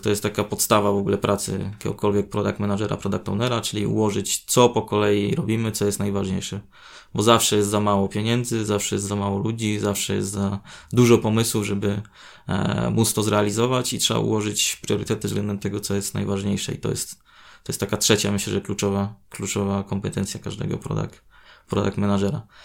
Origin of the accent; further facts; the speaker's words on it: Chełmno, Kuyavian-Pomeranian Voivodeship, Poland; now in Gdańsk, Poland; do mojego rodzinnego miasta z Gdańska